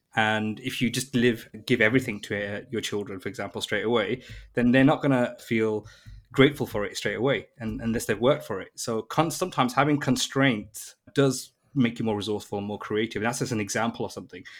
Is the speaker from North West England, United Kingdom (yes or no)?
no; Birmingham, West Midlands, United Kingdom; moved away as an adult; now in London, United Kingdom; I was born in Birmingham, which is like the second biggest city in the U K, an automotive retail industry kind of community, and the tech industry was booming in London. So I moved to London at the age of nineteen